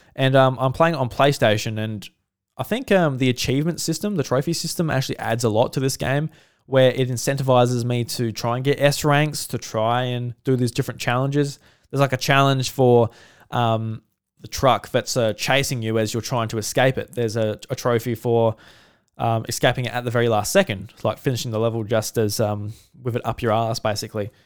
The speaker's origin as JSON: {"language": "English", "country": "Australia", "said": "as an Australian"}